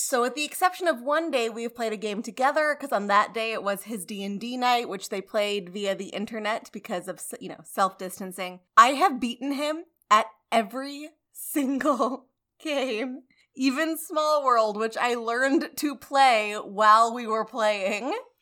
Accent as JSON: {"language": "English", "country": "United States", "said": "I'm American"}